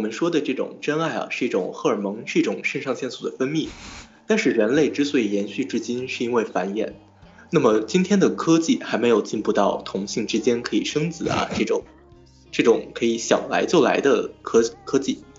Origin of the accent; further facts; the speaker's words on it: Nanjing, Jiangsu, China; also born or lived in Lanzhou; 我的家乡可以说的蛮多的，我是半个南京人，半个兰州人，还有一部分上海血统，一部分河北血统。